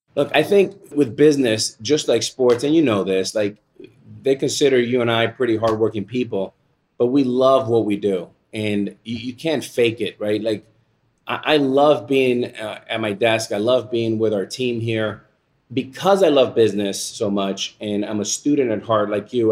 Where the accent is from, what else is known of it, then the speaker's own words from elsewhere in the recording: Miami, Florida, United States; the Boys and Girls Club, where I entered as a nine-year-old boy here in Miami